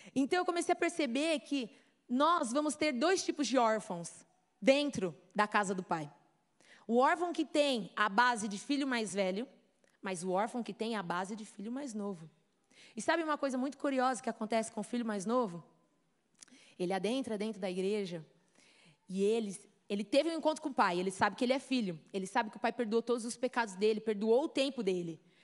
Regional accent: Brazil; accent: Brazilian; moved away; also born or lived in United States; Eu sempre ia ter o meu sotaquezinho brasileiro ali para provar que eu sou brazuca

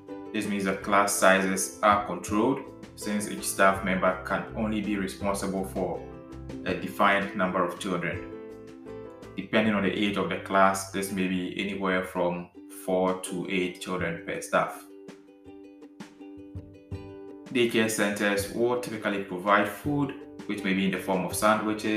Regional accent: Ghana; now in Netherlands; I am a Ghanaian and presently living in the Netherlands

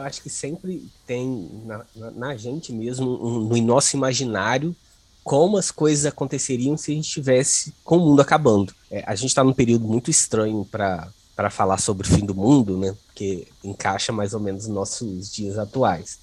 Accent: Volta Redonda, Rio de Janeiro, Brazil; Volta Redonda, cidade de onde eu sou.

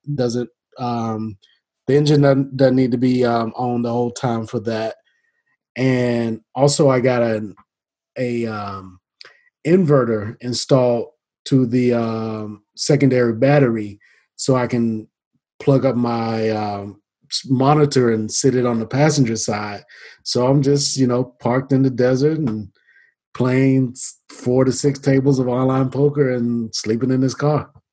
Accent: Atlanta, Georgia, United States; moved away; I'm initially from Atlanta, originally from Atlanta

